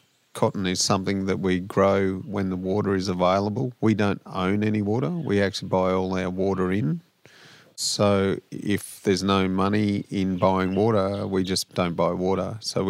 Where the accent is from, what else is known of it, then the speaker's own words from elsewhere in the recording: Tottenham, New South Wales, Australia; So we're originally from Tottenham in central New South Wales.